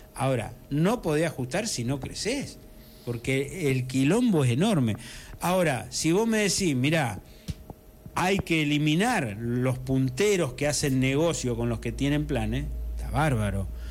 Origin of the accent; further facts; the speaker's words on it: Cañada de Gómez, Santa Fe, Argentina; also born or lived in Correa; yo mm, soy de Cañada de Gómez, pero un poco también de Correa, porque yo me crié hasta los 19 años en un campo que estaba justo, que mi papá alquilaba ahí, eh, justo entre Cañada de Gómez y Correa